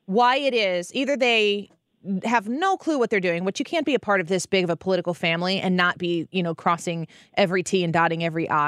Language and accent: English; Illinois, United States; now in St. Louis, United States; I'm from Illinois